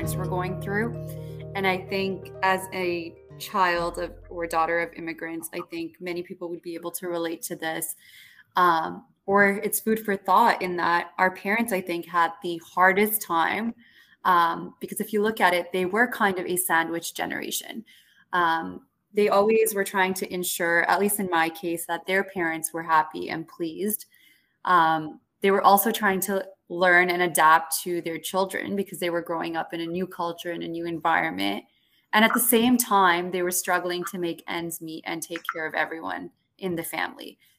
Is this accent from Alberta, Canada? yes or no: no; Toronto, Ontario, Canada; I grew up in Scarborough